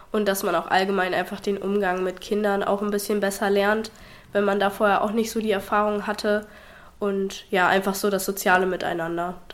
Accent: Habstedt, Germany; ich bin 20 Jahre alt, ich komme aus Habstedt, aus dem wunderschönen Habstedt.

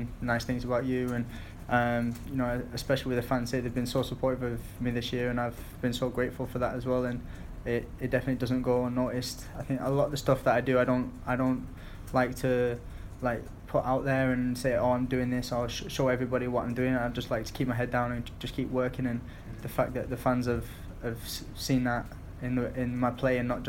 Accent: Bolton, North West England, United Kingdom; also born or lived in Stoke-on-Trent; I was born there. I grew up in Bolton

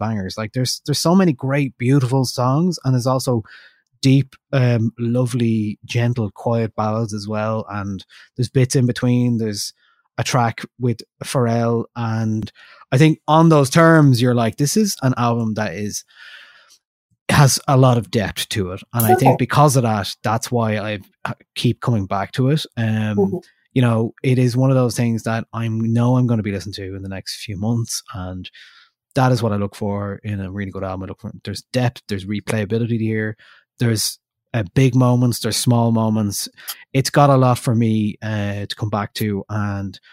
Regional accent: Ireland; we're from Ireland, we speak English

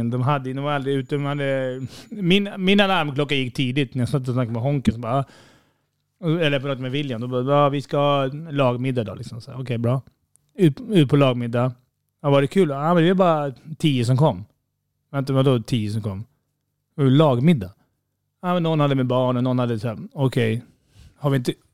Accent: Stockholm, Stockholm County, Sweden; Även fast vi är från Stockholm och det, man känner att vi är mästarmästarna

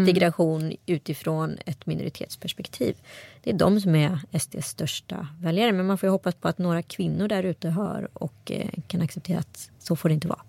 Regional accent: Strömstad, Västra Götaland, Sweden; jag har vuxit upp i Strömstad kommun

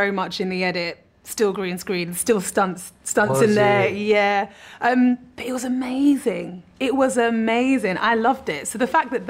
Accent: London, United Kingdom; born or raised there

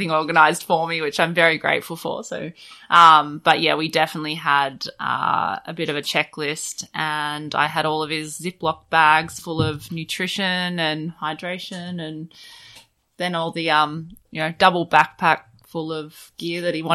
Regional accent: Kilcunda, Victoria, Australia; I'm originally from Kilcunda

